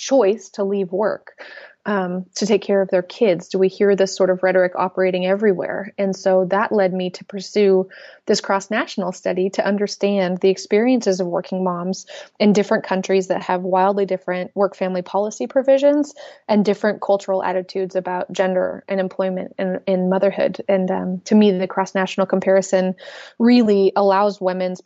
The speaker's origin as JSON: {"language": "English", "town": "Portland", "region": "Oregon", "country": "United States", "tie": "born or raised there", "also_born_or_lived": "Austin, Texas", "moved": "yes", "lives_now": "St. Louis, United States", "said": "I grew up in Portland, Oregon"}